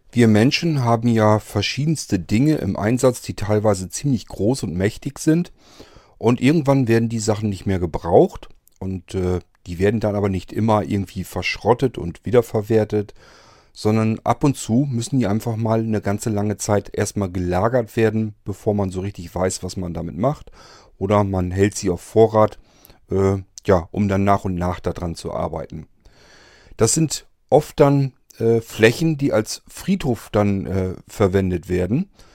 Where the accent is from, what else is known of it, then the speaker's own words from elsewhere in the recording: Germany; bei uns in Deutschland